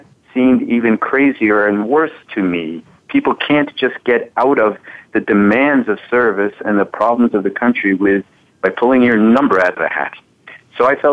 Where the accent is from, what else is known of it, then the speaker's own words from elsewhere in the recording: New York City, New York, United States; I grew up in New York City around a lot of Holocaust survivors